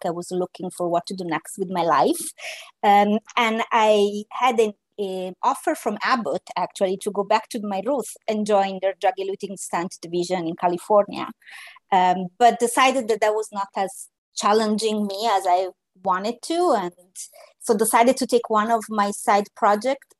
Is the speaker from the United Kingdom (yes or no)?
no; Italy; moved away; also born or lived in Naples; I am an Italian biomedical engineer as training, and just as a circle of life, we are talking today from Italy.